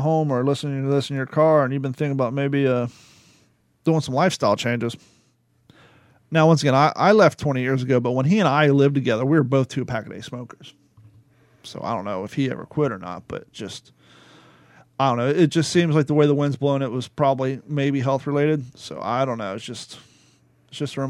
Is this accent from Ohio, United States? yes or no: yes; Ohio, United States; moved away as an adult; also born or lived in California; before I left Ohio to go to California. We went to high school together